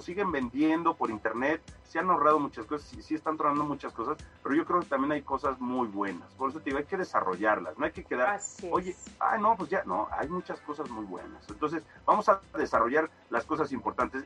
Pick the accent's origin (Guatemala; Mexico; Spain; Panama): Mexico; como somos los mexicanos